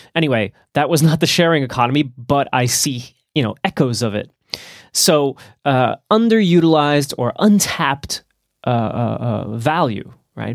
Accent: New Jersey, United States; moved away; my home state of New Jersey

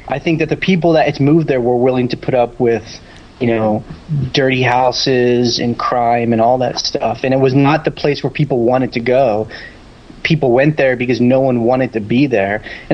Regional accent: Houston, Texas, United States; born there; I was born in, you know, Houston, Texas, and moved all around

